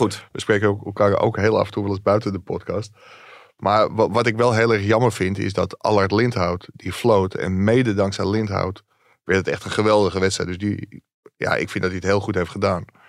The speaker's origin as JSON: {"language": "Dutch", "town": "Ilpendam", "region": "North Holland", "country": "Netherlands", "said": "ik kom uit Ilpendam"}